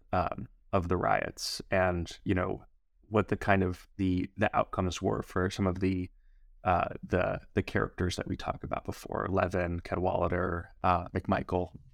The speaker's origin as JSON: {"language": "English", "town": "New York City", "region": "New York", "country": "United States", "said": "as a New Yorker"}